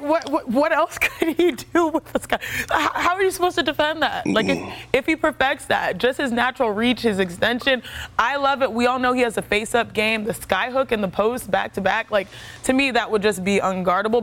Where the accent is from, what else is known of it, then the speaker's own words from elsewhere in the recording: Texas, United States; we're from Texas